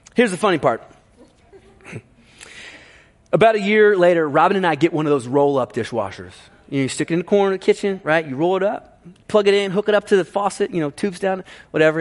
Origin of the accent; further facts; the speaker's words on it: Ohio, United States; growing up in Ohio